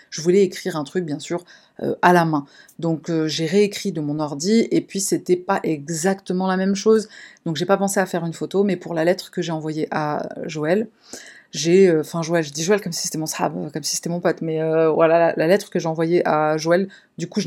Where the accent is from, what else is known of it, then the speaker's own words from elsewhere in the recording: Paris, Île-de-France, France; Je suis de Paris, en France.